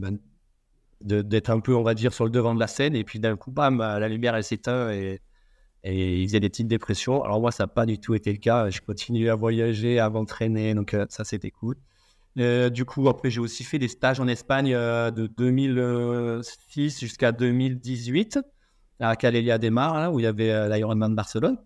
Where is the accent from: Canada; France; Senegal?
France; Auvergne-Rhône-Alpes; moved away as an adult; now in Réunion, France; je suis auvergnat à la base